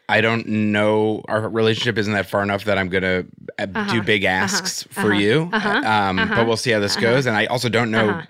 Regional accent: New York, United States; now in Los Angeles, United States; I'm from New York.

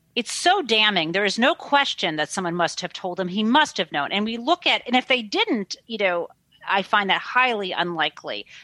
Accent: Michigan, United States; I grew up in Michigan, I grew up in the Midwest

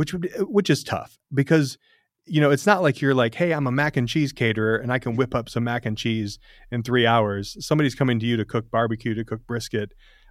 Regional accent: Tennessee, United States; I'm from Tennessee.

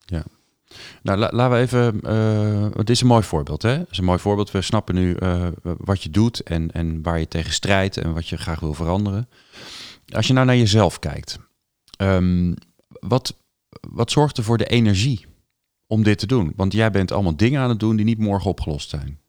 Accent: Netherlands; wij worden als Hollanders in het buitenland als bot gezien

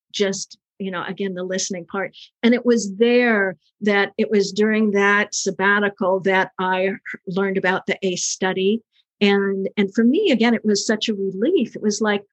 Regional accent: the South, United States; I'm from the South.

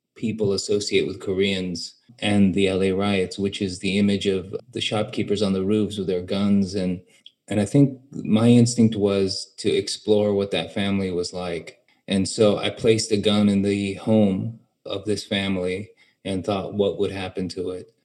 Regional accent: United States; growing up in America

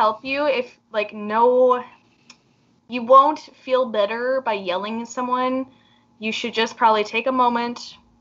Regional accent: Canada; we are from Canada

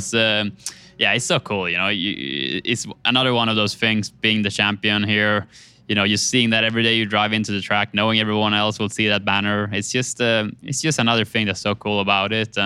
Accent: Sweden; moved away; to Sweden, to my home country, in my hometown

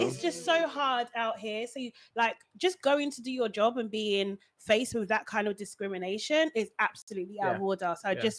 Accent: Nigeria; Yeah. I'm just really, obviously, as a Nigerian, it's just really embarrassing.

